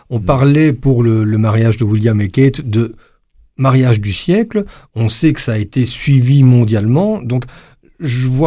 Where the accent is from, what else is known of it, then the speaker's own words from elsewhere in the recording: Belgium; nous on perçoit pas forcément en tant que belge